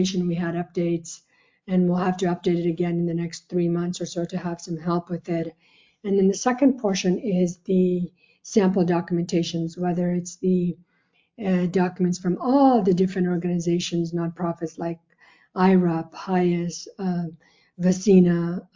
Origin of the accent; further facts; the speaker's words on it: Bay Area, California, United States; also born or lived in Afghanistan; I am a first-generation immigrant from Afghanistan. I came here in the early 1980s as a result of the Soviet War. I grew up here in the Bay Area